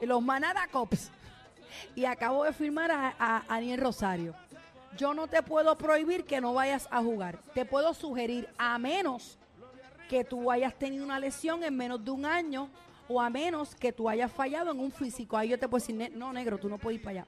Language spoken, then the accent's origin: Spanish; Puerto Rico; siendo puertorriqueña